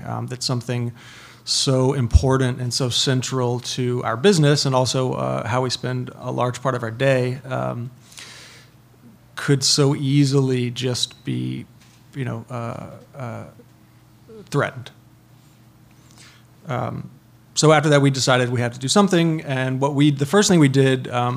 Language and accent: English; North Carolina, United States; I'm from North Carolina